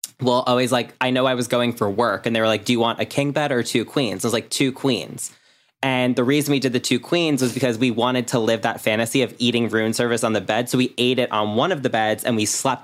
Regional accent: Long Island, New York, United States; I'm from Long Island.

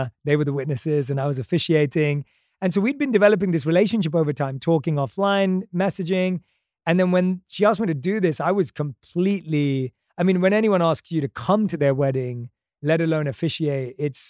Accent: London, United Kingdom; come on, I grew up in London. Like, I loved movies growing up.

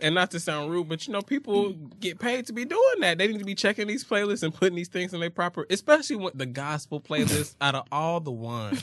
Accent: Atlanta, Georgia, United States; I'm from Atlanta

